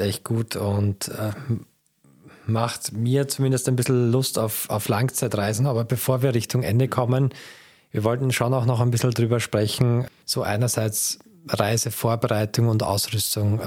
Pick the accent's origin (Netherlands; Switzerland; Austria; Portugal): Austria; als Österreicher